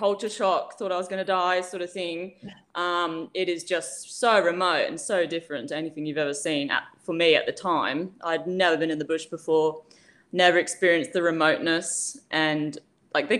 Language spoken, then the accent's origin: English; England, United Kingdom; moved away as an adult; now in Australia; I'm not a native. I'm from England, and I came over as a backpacker in 2011.